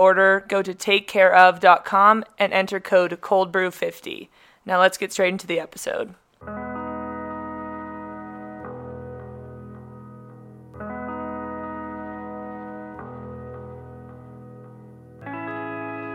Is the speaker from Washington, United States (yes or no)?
no; San Diego, California, United States; moved away; also born or lived in Eugene, Oregon; San Diego, which is also my hometown.